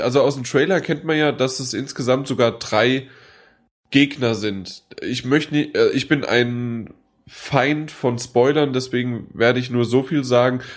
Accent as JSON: {"language": "German", "town": "Frankfurt", "region": "Hesse", "country": "Germany", "said": "bei uns in Frankfurt"}